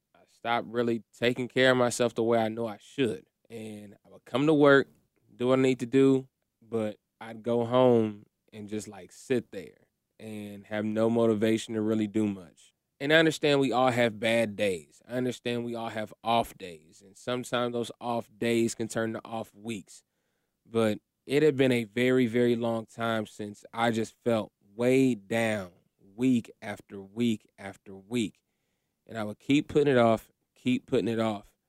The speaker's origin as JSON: {"language": "English", "town": "Kokomo", "region": "Indiana", "country": "United States", "tie": "born or raised there", "said": "growing up in Indiana"}